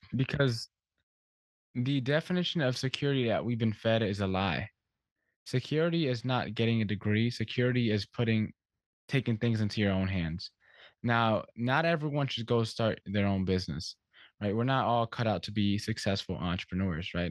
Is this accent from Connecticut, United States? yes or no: yes; Stamford, Connecticut, United States; I grew up here in, in Stamford, Connecticut